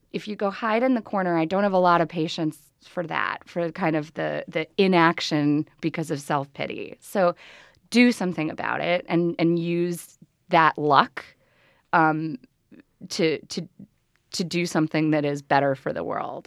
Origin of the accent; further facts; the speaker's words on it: Chicago, Illinois, United States; I grew up in Chicago